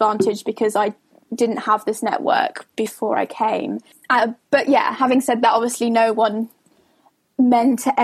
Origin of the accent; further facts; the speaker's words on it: Somerset, South West England, United Kingdom; moved away as an adult; I come from Somerset